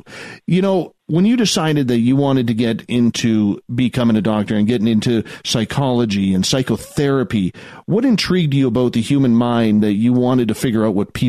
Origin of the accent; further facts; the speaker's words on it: Seattle, Washington, United States; Well, growing up in Seattle, I mean, man, in the 90s there, you had your pick.